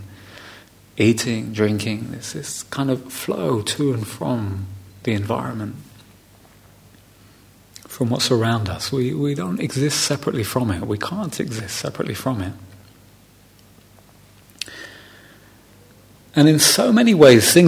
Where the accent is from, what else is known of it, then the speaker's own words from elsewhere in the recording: London, United Kingdom; first language English; something I would have said growing up in London